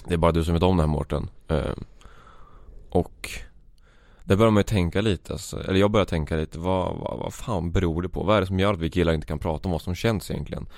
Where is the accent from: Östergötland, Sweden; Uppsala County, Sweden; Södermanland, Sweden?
Östergötland, Sweden; Vadstena; jag är en 22-årig pöjk från Vadstena, Östergötland Det kommer säkert höras